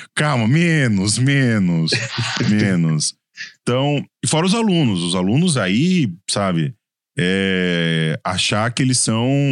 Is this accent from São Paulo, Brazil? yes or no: yes; São Paulo, Brazil; accent: paulista; o meu sotaque de paulista me complica às vezes